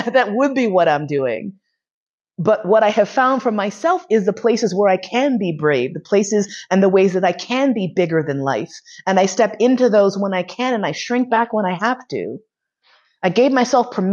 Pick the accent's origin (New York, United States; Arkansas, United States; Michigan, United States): New York, United States; New York City; now in Vienna, Austria; I grew up in Manhattan. I grew up in East Harlem